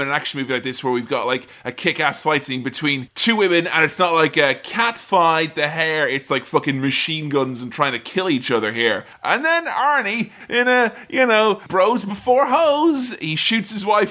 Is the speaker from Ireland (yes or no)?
yes; Ireland; I'm from Ireland